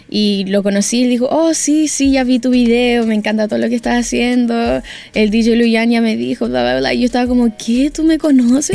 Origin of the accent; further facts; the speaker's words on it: New York, United States; now in Chile; siempre me crecí en Nueva York